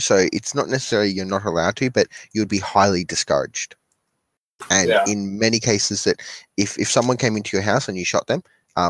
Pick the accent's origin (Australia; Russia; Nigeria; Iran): Australia